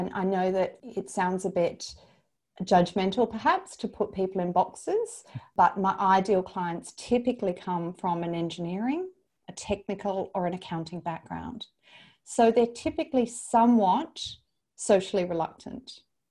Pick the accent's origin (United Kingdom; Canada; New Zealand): New Zealand; As a New Zealander, I always think of New Zealand as kind of a part of Australia.